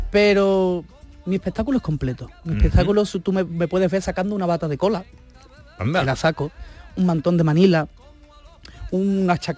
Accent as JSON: {"language": "Spanish", "town": "Seville", "region": "Andalusia", "country": "Spain", "said": "se sabe que soy andaluz, que soy sevillano, porque tengo andares sevillanos."}